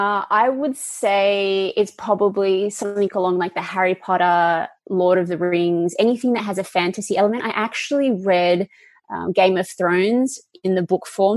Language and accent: English; Perth, Western Australia, Australia; now in California, United States; I grew up in Perth, Western Australia.